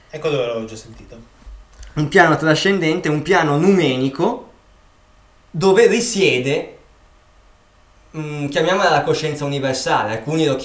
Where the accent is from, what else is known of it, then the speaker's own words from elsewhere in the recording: Milan, Lombardy, Italy; io sono nato a Milano, sono sempre stato a Milano, ho visto la campagna di sfuggita quando andavo a fare un giro